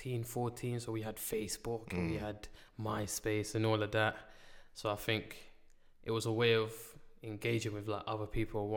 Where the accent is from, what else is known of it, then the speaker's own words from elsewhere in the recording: London, United Kingdom; named Riano, St. Raph's Estate.